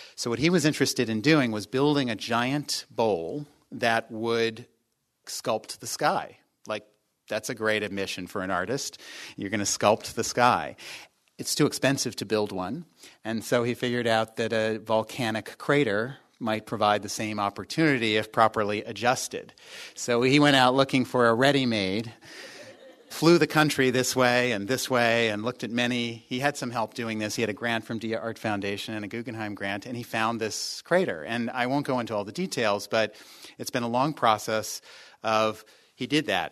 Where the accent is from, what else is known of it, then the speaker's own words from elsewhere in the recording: Arlington, Virginia, United States; also born or lived in North Adams, Massachusetts / New York; now in Los Angeles, United States; I grew up in Washington, D C, actually, Arlington, Virginia